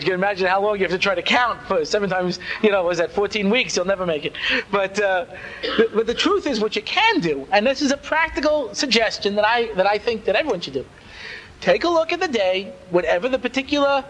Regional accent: Long Island, New York, United States; I grew up out on Long Island

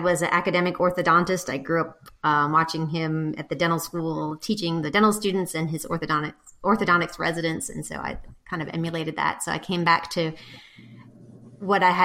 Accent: New Orleans, Louisiana, United States; moved away as an adult; also born or lived in Shreveport, Louisiana; now in Jackson, Mississippi, United States; I'm originally from New Orleans

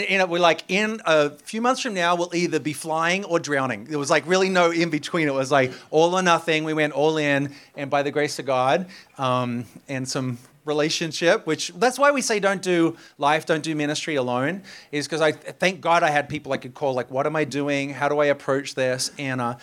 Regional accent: Australia; moved away as an adult; also born or lived in Sydney, Australia; now in New York, United States; I'm Australian.

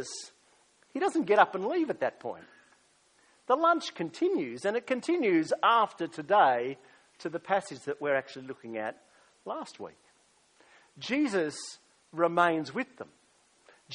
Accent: Australia; also born or lived in United States; as an Australian

